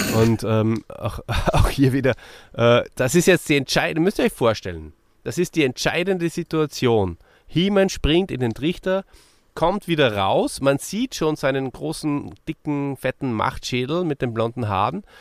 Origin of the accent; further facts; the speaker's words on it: Austria; für mich als Österreicher